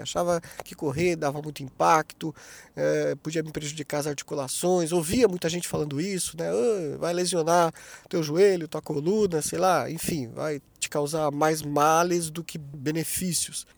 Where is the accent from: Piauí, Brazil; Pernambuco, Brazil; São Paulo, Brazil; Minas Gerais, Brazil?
São Paulo, Brazil; Taubaté; now in Joinville, Brazil; eu nasci em Taubaté, né, no interior de São Paulo